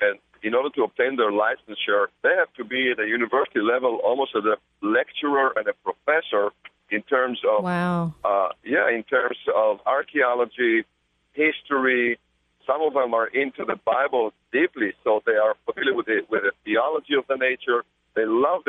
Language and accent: English; Israel; my homeland